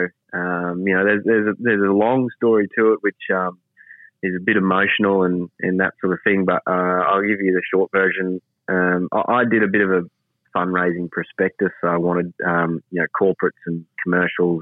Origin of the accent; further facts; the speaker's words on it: Quilpie, Queensland, Australia; claim it as my hometown